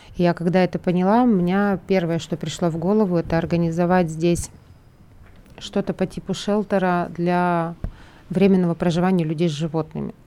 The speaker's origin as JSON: {"language": "Russian", "country": "Russia", "tie": "born or raised there", "moved": "as an adult", "lives_now": "Tbilisi, Georgia", "said": "я русская, я родилась в России, всю жизнь прожила в России"}